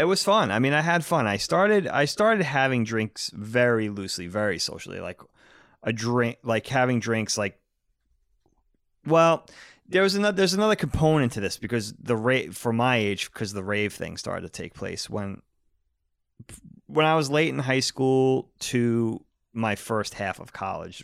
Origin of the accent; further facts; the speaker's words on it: Long Island, New York, United States; not far from where we grew up on Long Island